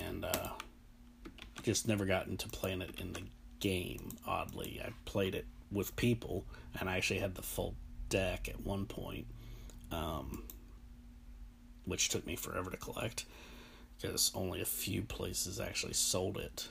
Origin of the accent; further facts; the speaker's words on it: United States; I'm American